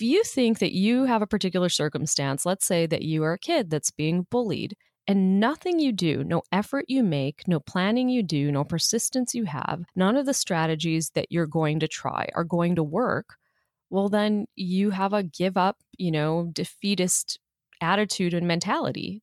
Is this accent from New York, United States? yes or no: no; Chicago, Illinois, United States; moved away; when I grew up in Chicago